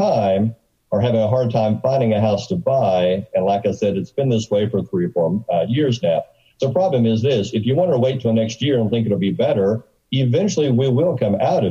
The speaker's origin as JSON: {"language": "English", "region": "Arkansas", "country": "United States", "said": "I'm from Arkansas"}